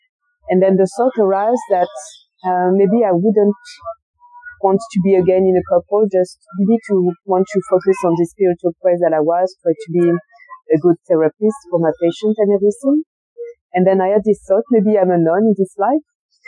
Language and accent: English; France; English is a second language; also born or lived in Colombia; I'm French. {S1} mm. {S2} Maybe you could notice it with my accent. I was born in Colombia and was adopted. I was a baby and arrived in France.